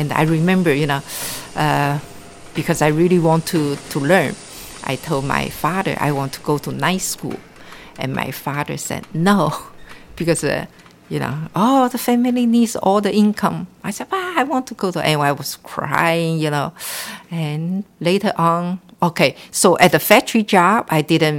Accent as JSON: {"language": "English", "country": "Hong Kong", "tie": "born or raised there", "also_born_or_lived": "Taiwan", "moved": "yes", "lives_now": "Bay Area, United States", "said": "I was born and raised in Hong Kong, China"}